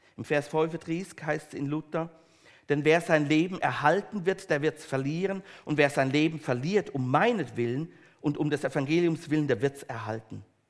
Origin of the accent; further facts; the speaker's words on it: Switzerland; wir als Schweizer